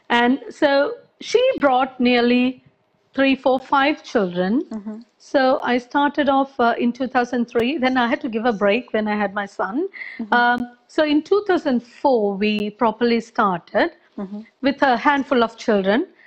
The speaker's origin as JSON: {"language": "English", "country": "Sri Lanka", "tie": "born or raised there", "moved": "yes", "lives_now": "London, United Kingdom", "said": "I was born in Sri Lanka."}